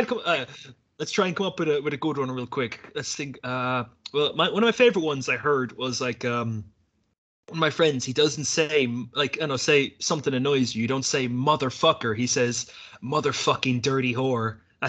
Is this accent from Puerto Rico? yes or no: no; Ireland; when we were growing up in Ireland